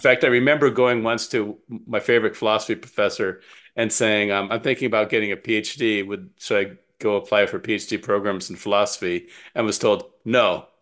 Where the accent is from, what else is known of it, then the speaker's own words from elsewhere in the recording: Calabasas, California, United States; moved away; also born or lived in Wisconsin; I grew up in Southern California